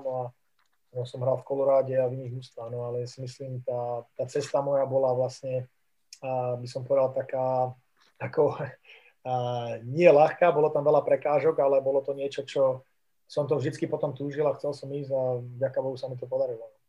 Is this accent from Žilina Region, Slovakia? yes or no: no; Banská Bystrica, Banská Bystrica Region, Slovakia; moved away; also born or lived in United States; Tak ja som rodák z Banskej Bystrice, kde som vlastne bol odchovaný